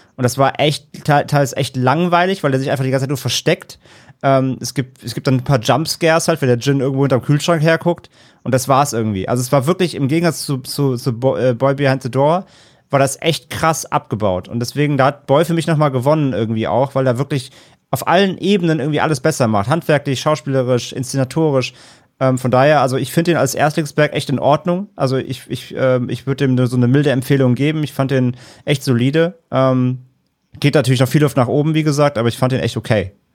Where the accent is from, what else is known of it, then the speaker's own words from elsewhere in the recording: Rhineland, Germany; da in der Kleinstadt, wo ich aufgewachsen bin, da im Rheinland.